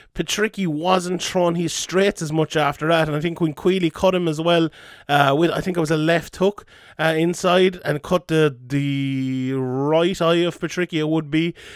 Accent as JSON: {"language": "English", "country": "Ireland", "said": "we're an Irish M M A podcast"}